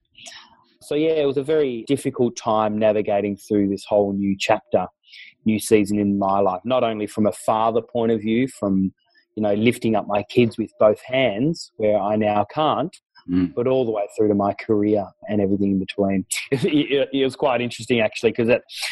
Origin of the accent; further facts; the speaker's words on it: Tasmania, Australia; I was born and raised down in Tasmania.